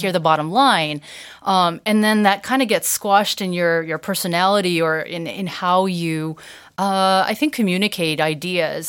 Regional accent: United States; growing up in the States, but never owning a washer and dryer

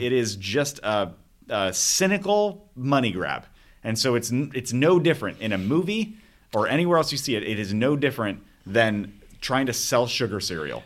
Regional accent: Arizona, United States; I grew up in Arizona.

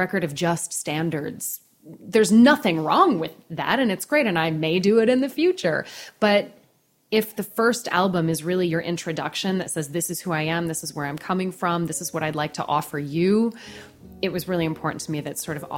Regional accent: Alaska, United States; now in New York, United States; I grew up in Alaska

